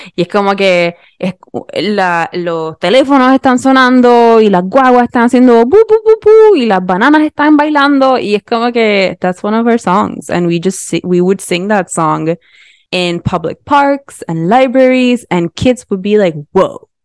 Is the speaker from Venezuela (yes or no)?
no; Puerto Rico; accent: Puerto Rican; seguía hablando con un acento más puertorriqueño